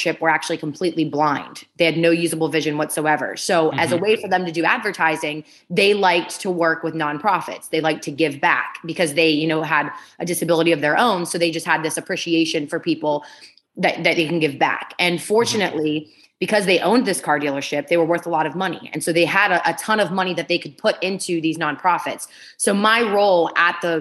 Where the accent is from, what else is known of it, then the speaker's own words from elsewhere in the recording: Ohio, United States; also born or lived in Pittsburgh, Pennsylvania; I was born in Pittsburgh, Pennsylvania, and I grew up in Ohio, right on the border of Pennsylvania, Ohio, and West Virginia